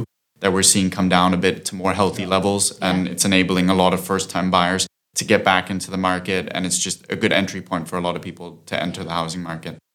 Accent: Austria; moved away as an adult; now in London, United Kingdom; I'm originally from Austria, but I've been in London for the past seven years

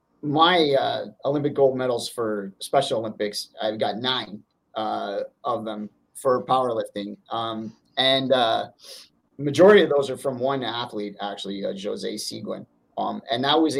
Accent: Northern Ontario, Canada; I'm from Northern Ontario

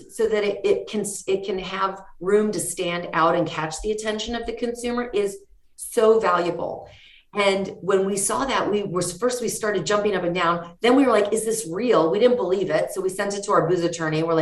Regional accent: Mexico; the fact that we're from Mexico and we saw so much like wood in Mexico.

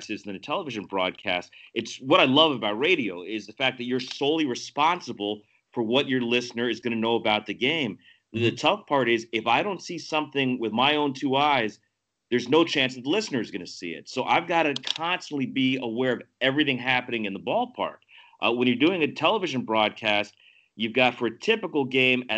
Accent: Miami, Florida, United States; moved away as an adult; also born or lived in Chicago, Illinois / Rochester, New York; I grew up in Miami

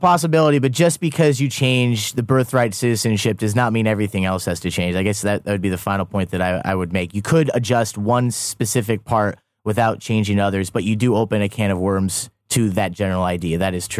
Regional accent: United States; moved away as an adult; now in South Korea; I was born in America to American parents.

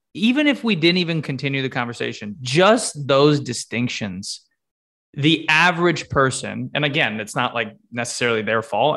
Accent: Connecticut, United States; my home state, Connecticut

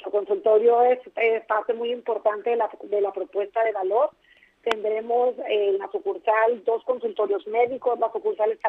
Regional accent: Tijuana, Baja California, Mexico; born there; Nací en Tijuana, David, hace casi 60 años

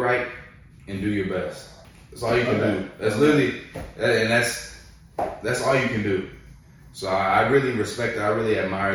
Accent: Houston, Texas, United States; moved away as an adult; now in Alabama, United States; I went to college in Houston. I'm from Houston.

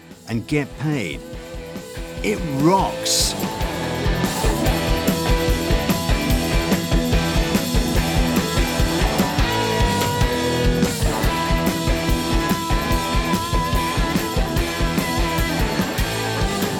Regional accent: London, United Kingdom; I'm British. I was born in London.

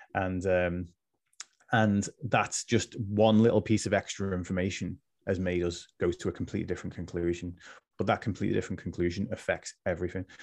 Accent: Liverpool, North West England, United Kingdom; now in West Lancashire, United Kingdom; I'm originally from Liverpool, which people might be able to tell from my accent, but I'm I'm in West Lancs now

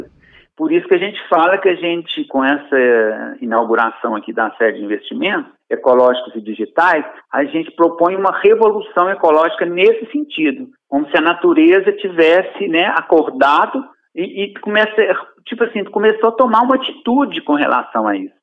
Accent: interior of Minas Gerais, Brazil; moved away; also born or lived in Rio de Janeiro; É uma cidade aqui do interior de Minas, onde eu nasci aqui, mas eu morei muito tempo aí no Rio, morei 11 anos no Rio. E quando eu voltei para a cidade

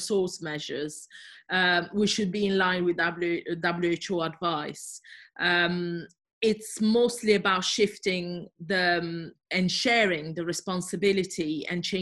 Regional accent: Southern Italy, Italy; moved away as an adult; also born or lived in Brighton, United Kingdom; now in United Kingdom; I'm originally from Italy, from southern Italy, and I moved to the UK as an Erasmus student

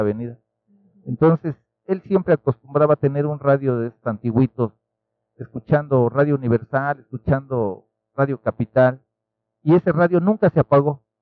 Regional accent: Nezahualcóyotl, State of Mexico, Mexico; yo nací en Ciudad Neza

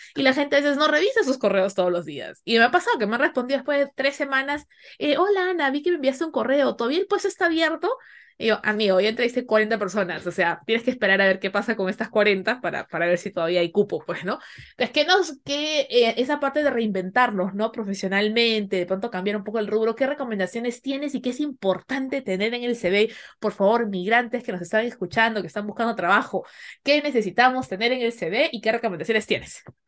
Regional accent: Peru; como latino, como peruano

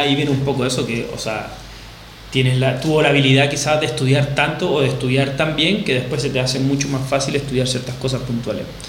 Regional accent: Chile; moved away as an adult; now in Barcelona, Spain; soy baterista chileno, tengo unos dos meses aprox acá en Barcelona

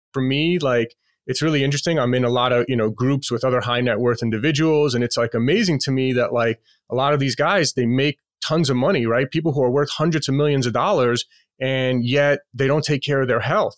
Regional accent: New York City, New York, United States; moved away as an adult; now in Las Vegas, United States; I'm born and raised in Queens, New York

